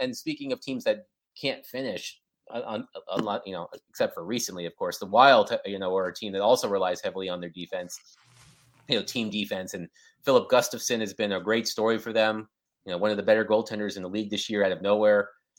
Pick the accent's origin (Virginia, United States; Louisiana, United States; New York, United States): Virginia, United States; moved away as an adult; also born or lived in Durham, North Carolina / Washington, D.C.; now in Nashville, United States; I grew up in Virginia.